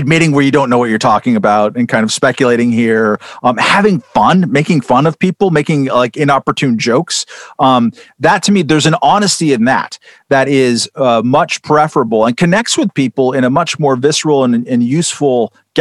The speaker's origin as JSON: {"language": "English", "region": "California", "country": "United States", "said": "I'm from California."}